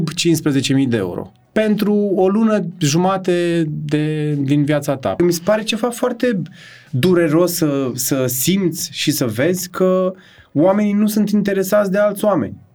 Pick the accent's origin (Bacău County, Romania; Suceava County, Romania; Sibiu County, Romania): Bacău County, Romania; Târgu Ocna; eram din Târgu Ocna așa am un simț, n-am un simț al măsurii prea puternic și sunt ușor cocalar când vine vorba de să arăt cât am.